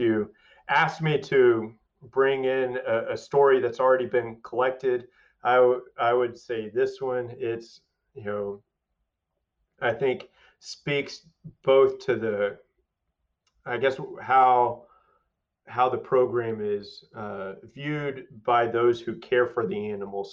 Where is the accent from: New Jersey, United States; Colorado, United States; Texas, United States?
Texas, United States; Waco; growing up around Baylor and family around Baylor